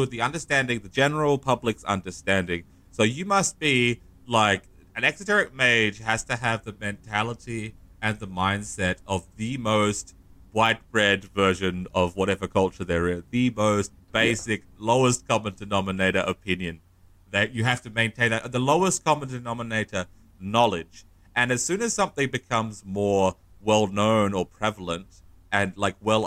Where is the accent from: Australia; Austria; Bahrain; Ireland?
Australia; I can only really speak as an Australian, as a white Australian